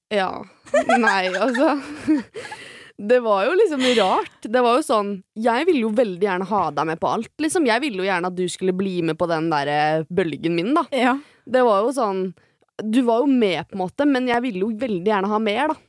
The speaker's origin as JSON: {"language": "Norwegian", "town": "Skiptvet", "region": "Østfold", "country": "Norway", "said": "Skiptvet, da, som der jeg kommer fra"}